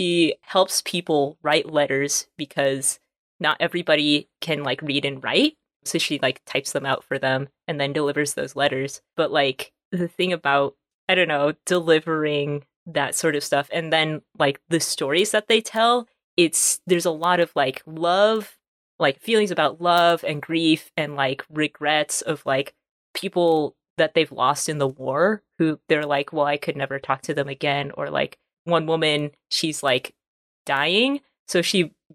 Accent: California, United States; first language English; moved away as an adult; now in Atlanta, United States; I grew up in California, but I currently live in Georgia, Atlanta, Georgia

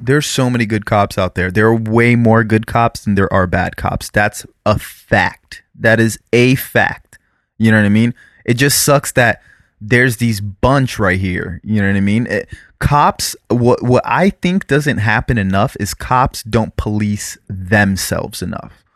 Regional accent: South Florida, United States; growing up in South Florida and dealing with B S O, which is the Broward Sheriff's Office

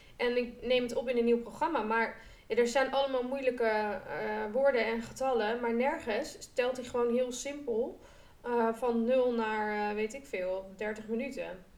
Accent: Groningen, Netherlands; ik kom uit Groningen

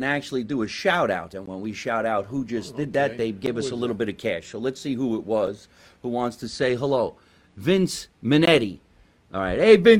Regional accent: New Jersey, United States; I'm a Jersey guy. I still have a little bit of an accent.

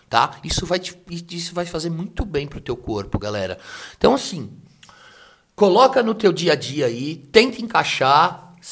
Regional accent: São Paulo, Brazil; Assim, nós somos da região do ABC né?

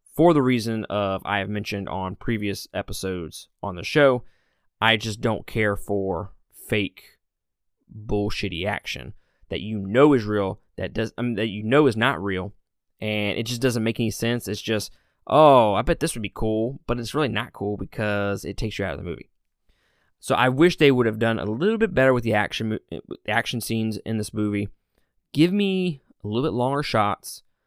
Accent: Mississippi, United States; I'm from Mississippi, so I can pronounce everything wrong

